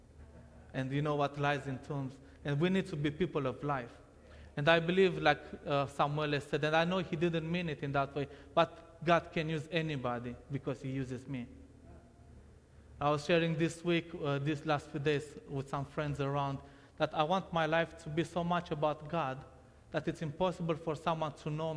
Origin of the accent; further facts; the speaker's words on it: Romania; English is a second language; moved away; I was born in Romania in 1990, and for the first 4 years of my life, I lived with my parents.